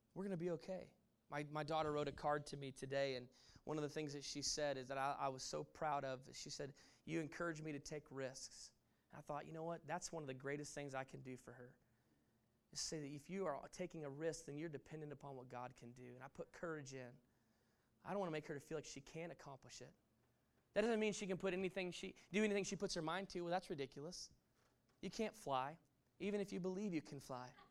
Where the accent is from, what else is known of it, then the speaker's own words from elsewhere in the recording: Texas, United States; moved away; I'm, I'm from Texas. I grew up in Texas, and you can take the man out of Texas, but you can't necessarily take the Texas out of the man